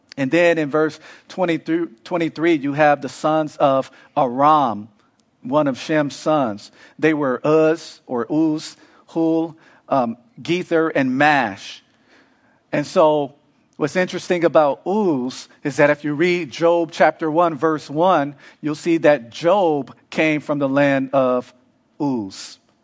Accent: Los Angeles, California, United States; now in Arizona, United States; grew up

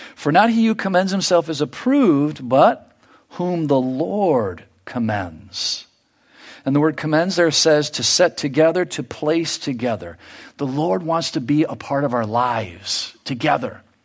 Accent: United States; in our lives here as American

